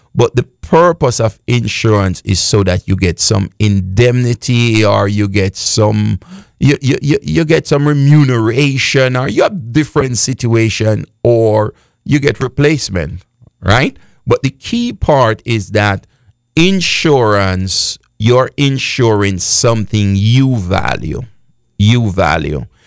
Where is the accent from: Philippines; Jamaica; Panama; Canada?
Jamaica; I am from Jamaica